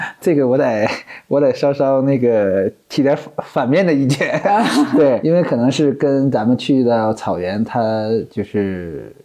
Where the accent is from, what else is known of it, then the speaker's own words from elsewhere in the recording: Hulunbuir, Inner Mongolia, China; moved away as an adult; also born or lived in Nalati, Xinjiang; now in Hainan, China; 我从小出生在内蒙